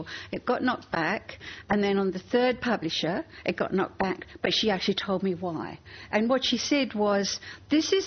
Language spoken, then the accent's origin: English; England, United Kingdom; moved away; As a teenager growing up in England